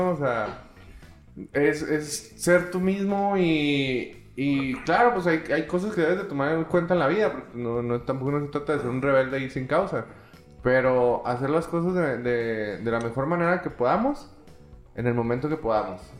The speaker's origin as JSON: {"language": "Spanish", "region": "Chihuahua", "country": "Mexico", "said": "Yo siento que en Chihuahua nos falta eso el apoyarnos como, como, como mexicanos en realidad, o sea, apoyarse como personas y crecer."}